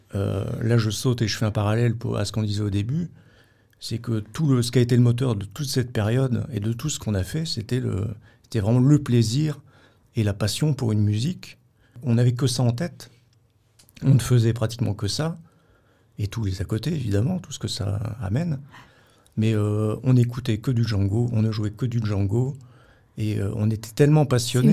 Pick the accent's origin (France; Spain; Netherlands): France; Vierzon, Centre-Val de Loire; dans ma ville natale, à Vierzon, dans le Berry, à côté de Bourges